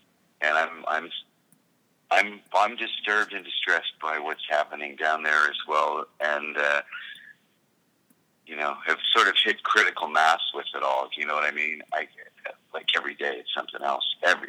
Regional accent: Canada; I think it's my job as a Canadian to help provide for people who have less with my tax money

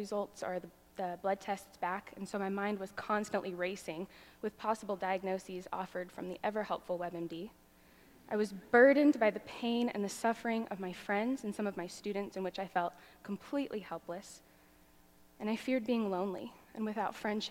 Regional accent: Arizona, United States; I grew up in Arizona

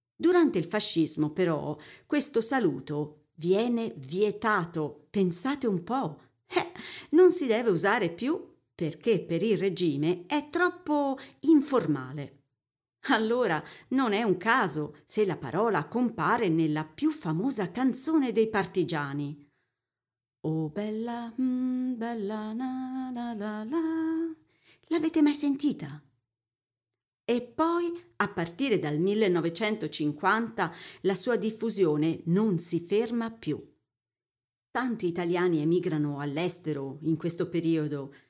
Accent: Siena, Tuscany, Italy; moved away as an adult; also born or lived in German-speaking Switzerland; now in Switzerland; Sono toscana, di Siena, e vivo nella Svizzera tedesca da qualche anno.

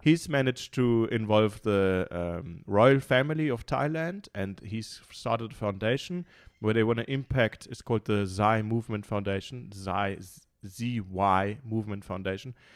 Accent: Munich, Bavaria, Germany; now in Cape Town, South Africa; I'm from Munich, so I'm born and bred in Munich.

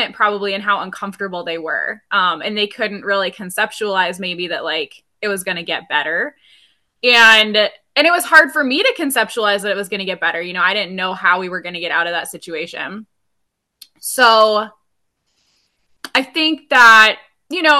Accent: Rice Lake, Wisconsin, United States; moved away as an adult; now in Alaska, United States; I'm actually from Rice Lake, Wisconsin, which is about an hour north of Eau Claire.

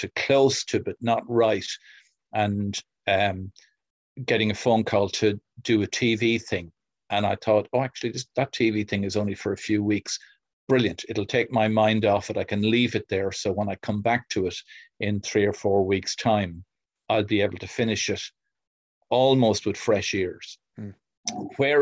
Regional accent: Kildare, Leinster, Ireland; Kildare, my hometown

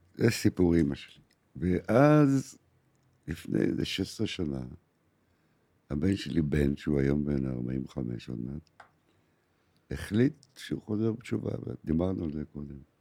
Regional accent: Haifa, Haifa District, Israel; moved away as an adult; now in Tel Aviv, Israel; עד 1973, עד מלחמת יום הכיפורים הייתי בחיפה. הייתי חייל קרבי

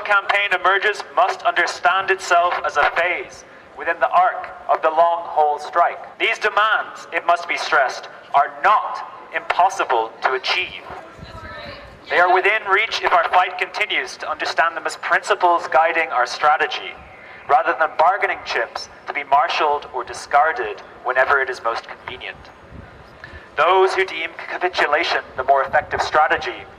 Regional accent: Ireland; now in California, United States; I'm also an international student here. I'm from Ireland.

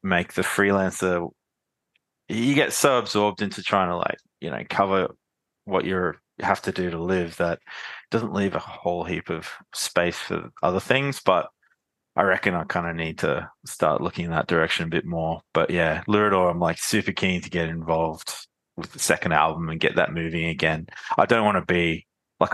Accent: Brisbane, Queensland, Australia; I was from Brisbane

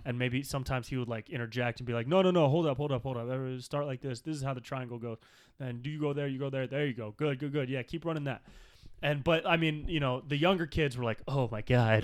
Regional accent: near Sacramento, California, United States; I grew up near Sacramento

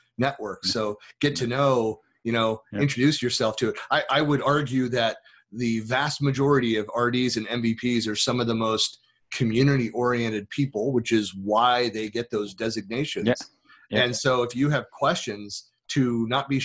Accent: United States; being an American

